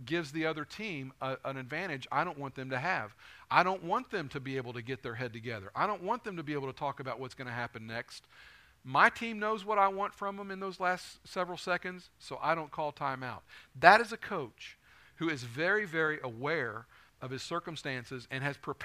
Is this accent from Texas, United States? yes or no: no; Northern Kentucky, United States; I grew up in Northern Kentucky, so I'm a UK fan